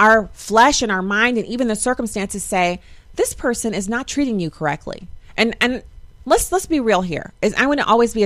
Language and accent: English; United States; I'm righteously American